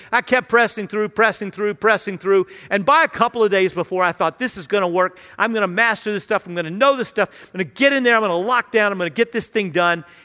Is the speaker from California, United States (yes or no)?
no; Radford, Virginia, United States; I grew up in Radford, uh, in Southwest Virginia, near Virginia Tech and Radford University